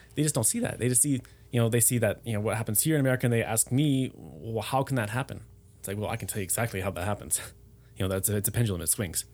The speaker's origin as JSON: {"language": "English", "country": "United States", "moved": "as an adult", "lives_now": "Germany", "said": "being an American but living abroad"}